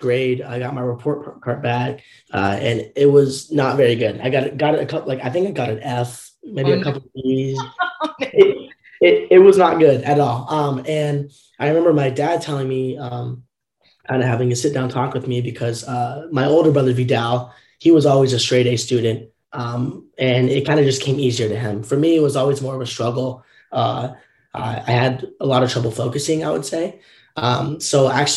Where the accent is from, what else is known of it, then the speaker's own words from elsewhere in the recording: Southern Orange County, California, United States; growing up in Southern Orange County, California